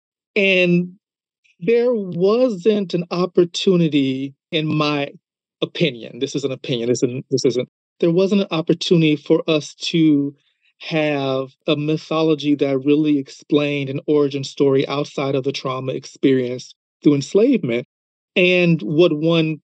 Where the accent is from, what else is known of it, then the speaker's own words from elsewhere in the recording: United States; as being an American